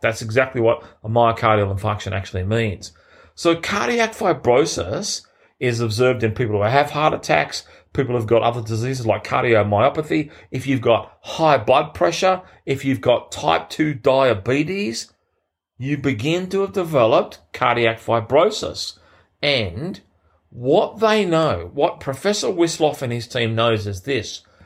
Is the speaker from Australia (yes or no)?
yes; Sydney, New South Wales, Australia; in Sydney, my hometown